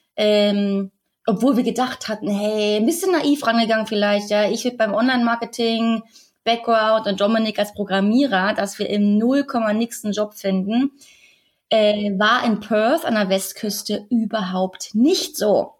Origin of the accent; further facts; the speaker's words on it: Berlin, Germany; moved away as an adult; also born or lived in Australia; Also wir sind ja ursprünglich aus Berlin und wir waren jetzt sechs Jahre in Australien und haben da gelebt.